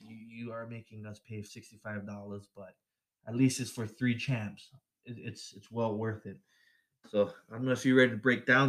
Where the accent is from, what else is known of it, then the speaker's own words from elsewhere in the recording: Waianae, Hawaii, United States; his wife is from my hometown, Waianae, Hawaii.